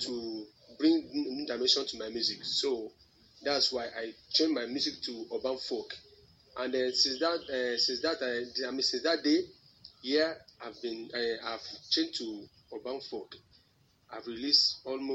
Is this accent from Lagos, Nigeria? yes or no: no; Ekiti, Nigeria; I hail from Ekiti State